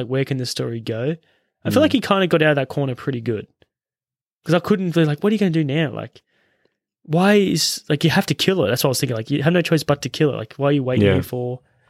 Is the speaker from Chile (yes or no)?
no; Australia; we're Australian